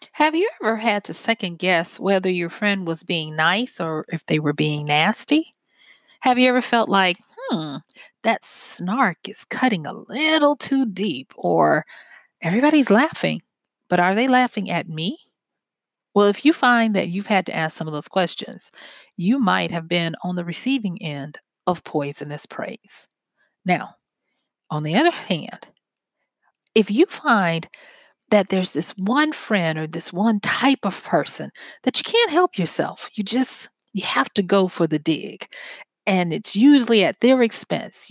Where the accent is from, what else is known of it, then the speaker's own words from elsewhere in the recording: the South, United States; I'm from the South, and we have a saying down here